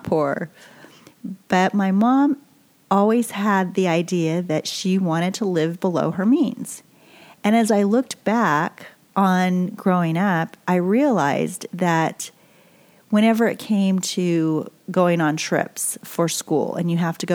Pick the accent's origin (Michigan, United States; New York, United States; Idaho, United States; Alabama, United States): Idaho, United States; Boise; also born or lived in California; I'm growing up in Boise, Idaho, and you know, it's a great place to be raised. And we moved there from California